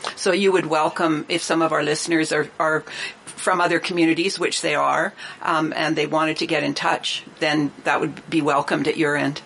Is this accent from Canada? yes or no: yes; Revelstoke, British Columbia, Canada; I was born in Revelstoke